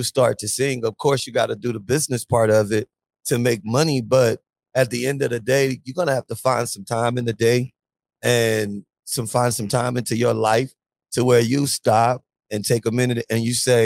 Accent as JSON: {"language": "English", "town": "Biloxi", "region": "Mississippi", "country": "United States", "also_born_or_lived": "Atlanta, Georgia", "moved": "yes", "lives_now": "New Orleans, United States", "said": "I'm from New Orleans, I live in New Orleans, Louisiana. But I'm actually from Biloxi, Mississippi"}